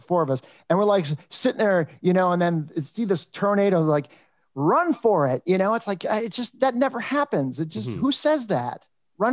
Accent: Los Angeles, California, United States; also born or lived in Toronto, Canada; I grew up in the San Fernando Valley in Van Nuys, California

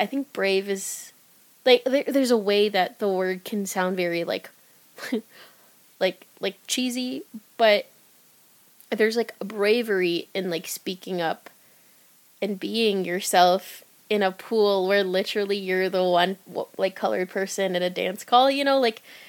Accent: Philippines; as time passed by and I became more comfortable as a Filipina artist

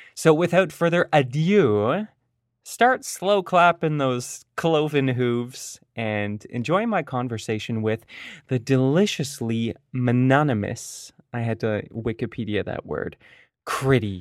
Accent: Oakville, Ontario, Canada; I grew up in Oakville, uh, another suburb in the periphery of Toronto.

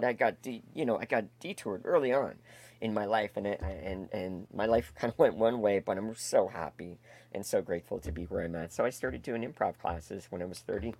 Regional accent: Toronto, Ontario, Canada; But I grew up in Etobicoke, a suburb of Toronto.

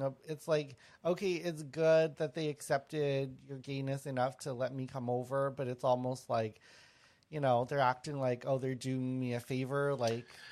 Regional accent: Winnipeg, Manitoba, Canada; I grew up in Winnipeg

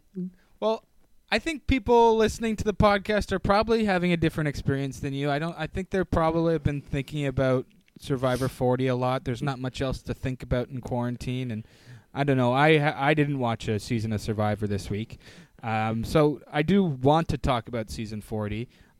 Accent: Maine, United States; It reminds me of a time when I grew up in Maine.

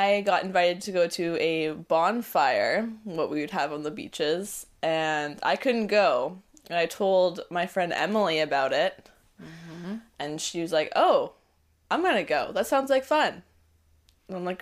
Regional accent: Vancouver, British Columbia, Canada; moved away as an adult; now in Toronto, Canada; I am from Vancouver

